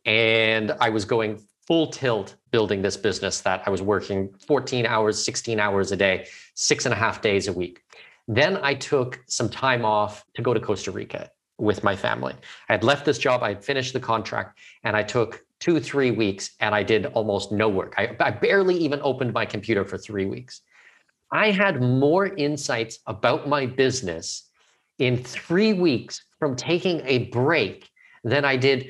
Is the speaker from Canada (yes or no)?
yes; Canada; I'm Canadian, I'm not American